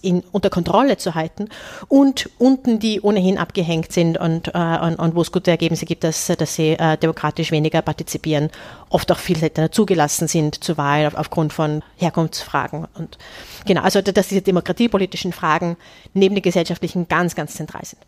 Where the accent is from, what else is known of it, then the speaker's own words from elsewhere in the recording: Austria; als Österreicherin